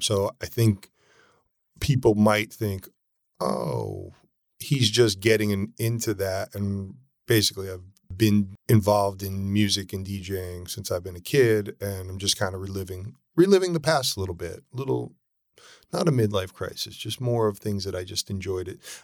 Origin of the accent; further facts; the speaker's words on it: Norwalk, Connecticut, United States; moved away as an adult; also born or lived in New York City; now in California, United States; I grew up in Norwalk, Connecticut.